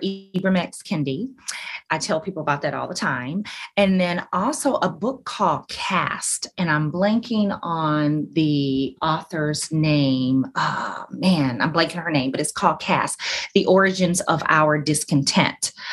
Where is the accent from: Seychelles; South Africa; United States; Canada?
United States; Alabama; now in Orlando, United States; I grew up in Alabama